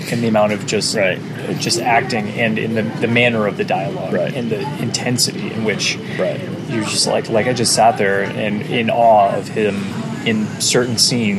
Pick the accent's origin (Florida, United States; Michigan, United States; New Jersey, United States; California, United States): Florida, United States; Miami; I grew up in Miami